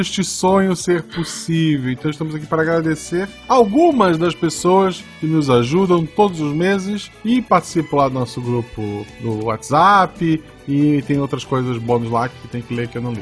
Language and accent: Portuguese; Florianópolis, Santa Catarina, Brazil; Florianópolis não é Desterro, sou de Desterro